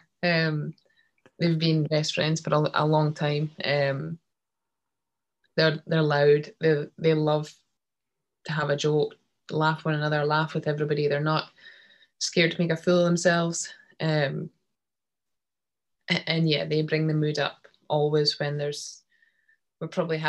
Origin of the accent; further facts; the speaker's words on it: Scotland, United Kingdom; as Scottish people